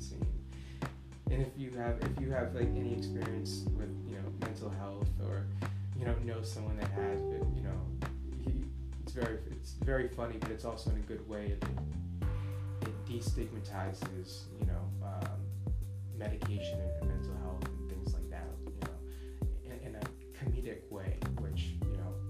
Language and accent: English; United States; as an American and living in the United States